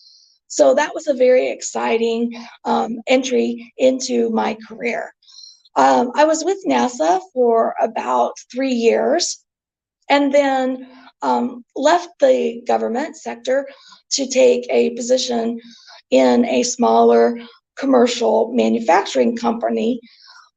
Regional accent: Northwest Arkansas, United States; moved away as an adult; also born or lived in Cleveland, Ohio; now in Tulsa, United States; So I am from a very small community in Northwest Arkansas, about 100 miles from where I sit today. And I attended university in my hometown

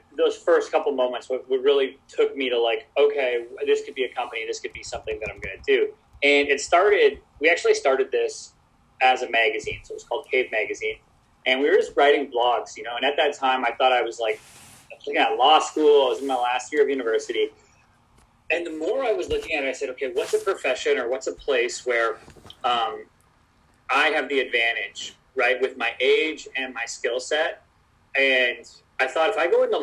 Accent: Vancouver, British Columbia, Canada; also born or lived in Toronto / Florida; now in Los Angeles, United States; I'm from Vancouver originally

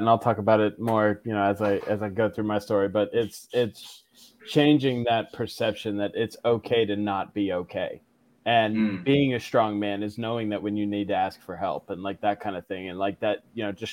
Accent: Jacksonville, Florida, United States; I'm from Jacksonville, Florida.

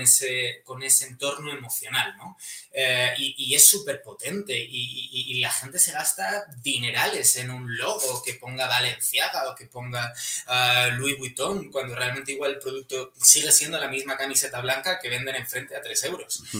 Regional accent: Madrid, Community of Madrid, Spain; soy un chico de Madrid

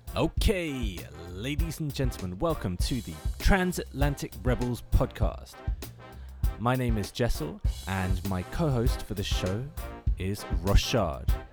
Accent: London, United Kingdom; I am from London, England

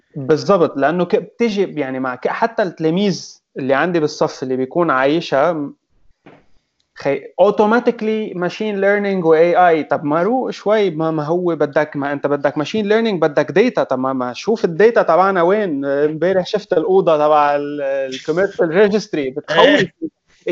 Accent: Lebanon

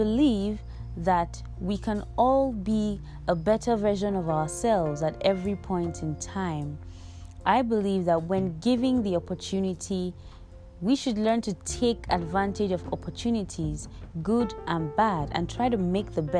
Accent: Igbo, Igboland, Nigeria; I am from the Igbo tribe in Nigeria

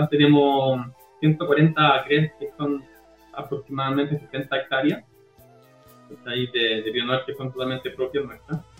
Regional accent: Cajón del Maipo, Santiago Metropolitan Region, Chile; moved away as an adult; also born or lived in Viña del Mar, Chile; now in United States; Yo soy del Cajón del Maipo, yo soy cajonino Cajón del Maipo.

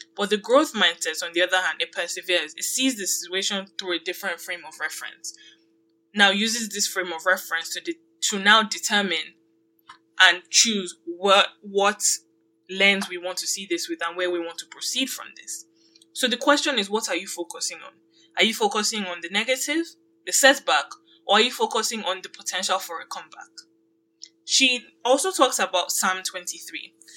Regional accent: Nigeria; now in Canada; I grew up in Nigeria

